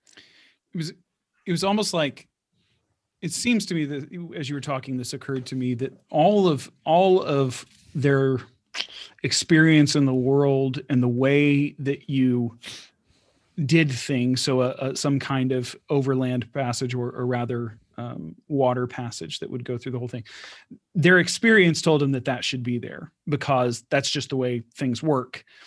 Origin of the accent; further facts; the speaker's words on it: Houston, Texas, United States; I'm from Houston